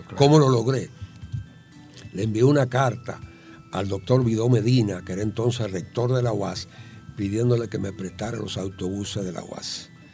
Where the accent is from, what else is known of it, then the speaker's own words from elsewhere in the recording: Santo Domingo Este, Distrito Nacional, Dominican Republic; moved away as an adult; also born or lived in San Pedro de Macorís / United States; Yo vivía enfrente, que era la casa de mi abuela, eh, donde yo me crié que tú hablabas de San Pedro Macorís. Yo nací en San Pedro Macorís y me siento macorizano también, desde luego, pero mi, corazón está en Villaduarte